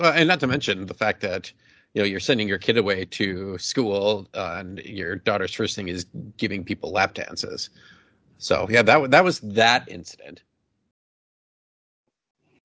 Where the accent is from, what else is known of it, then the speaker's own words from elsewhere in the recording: Chicago, Illinois, United States; It's like my hometown university, like my, you know, aunt like lives right there, my grandma does. Like, you know, that's the Chicago university